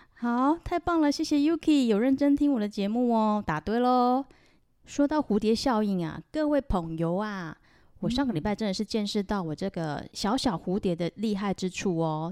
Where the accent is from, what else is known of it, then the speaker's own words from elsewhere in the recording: Taiwan; 我是来自台湾的